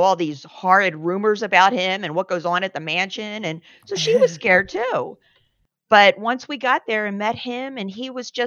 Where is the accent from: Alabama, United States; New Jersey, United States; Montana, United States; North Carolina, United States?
New Jersey, United States; Cherry Hill; moved away; also born or lived in San Diego; I'm from South Jersey, which is like 10 minutes from Philly